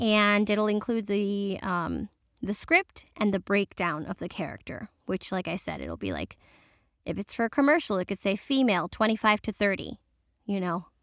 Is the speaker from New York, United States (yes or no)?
yes; New York City, New York, United States; first language Spanish; I'm first generation Dominican and, um, born in New York, and my family still speaks Spanish.